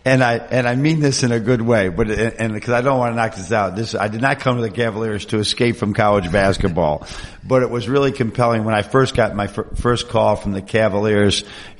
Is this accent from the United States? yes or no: yes; Buffalo, New York, United States; also born or lived in Michigan; you know, I grew up in the Buffalo area. I've been in Michigan. You know, I've been in this Rust Belt, Lake Ontario, the changes.